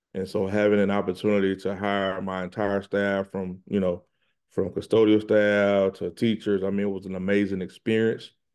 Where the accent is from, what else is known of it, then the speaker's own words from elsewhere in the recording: Pensacola, Florida, United States; moved away; also born or lived in Atlanta, Georgia; I'm from Pensacola, Florida